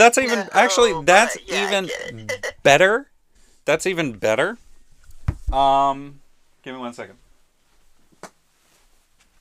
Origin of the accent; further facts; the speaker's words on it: Welsh, Wales, United Kingdom; my Welsh mythology, since I'm Welsh